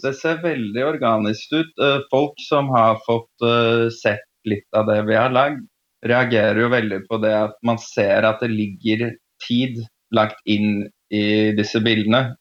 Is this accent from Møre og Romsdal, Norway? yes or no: no; Oslo, Norway; moved away as an adult; also born or lived in Prague / London / Istanbul; Født og oppvokst i Oslo.